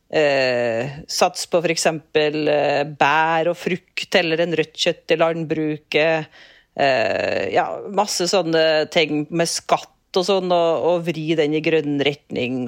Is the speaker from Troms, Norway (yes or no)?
no; Rindal, Trøndelag, Norway; moved away; hjemkommunen min Rindal